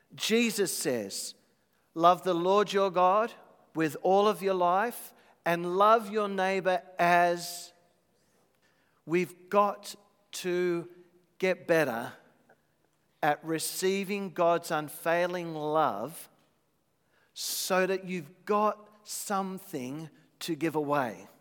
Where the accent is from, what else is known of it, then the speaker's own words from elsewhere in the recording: Australia; as an Aussie